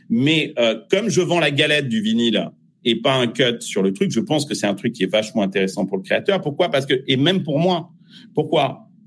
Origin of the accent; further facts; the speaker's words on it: France; Euh, je suis français, mais je fais de la musique pour le monde entier.